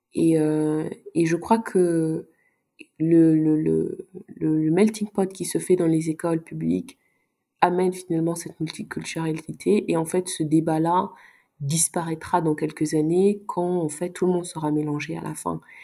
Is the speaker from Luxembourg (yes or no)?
yes; Luxembourg; also born or lived in Sweden; j'ai grandi ici au Luxembourg